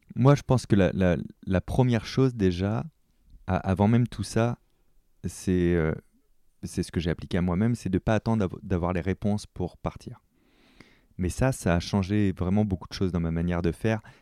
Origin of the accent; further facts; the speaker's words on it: France; chez nous en France